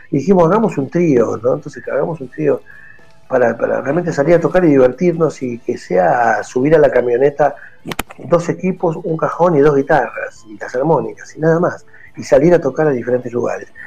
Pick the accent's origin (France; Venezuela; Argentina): Argentina; es muy difícil en un país de Argentina, como Argentina que tiene poco resto económico, la gente. No somos un país europeo que tenemos resto económico.